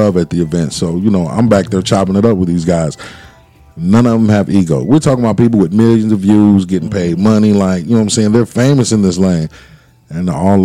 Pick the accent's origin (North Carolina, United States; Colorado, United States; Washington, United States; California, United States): North Carolina, United States; Durham; I'm from East Durham